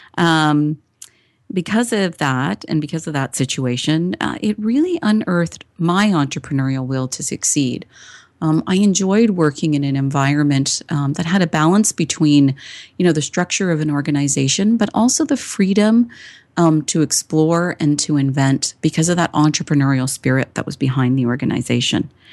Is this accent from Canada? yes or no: yes; Toronto, Ontario, Canada; I was born and raised in Toronto, Canada.